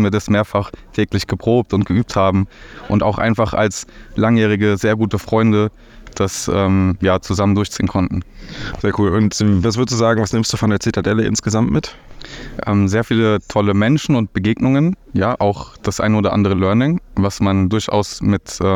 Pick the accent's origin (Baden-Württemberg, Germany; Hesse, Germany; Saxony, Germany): Hesse, Germany; Ansonsten ähm, ja, komme ich aus der Nähe von Fulda und ja, Fulda Meetup, das wäre so mein Bereich.